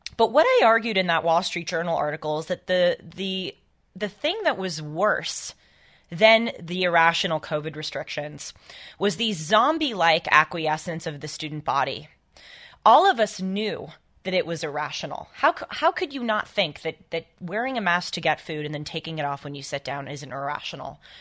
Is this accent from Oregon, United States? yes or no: no; Los Angeles, California, United States; here in my hometown of L